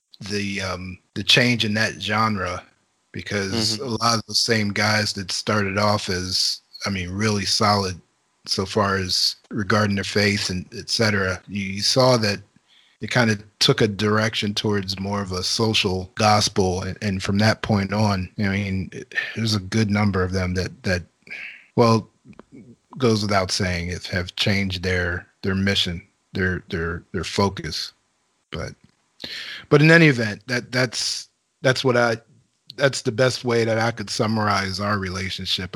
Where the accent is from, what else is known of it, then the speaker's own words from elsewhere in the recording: Harrisburg, Pennsylvania, United States; I'm born and raised in Harrisburg, PA